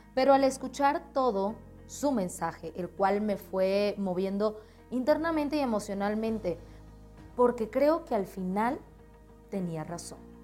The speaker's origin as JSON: {"language": "Spanish", "country": "Colombia", "moved": "as an adult", "lives_now": "Mexico", "said": "Soy colombiana radicada ahora mismo en México por sueños, por un cambio en mi vida"}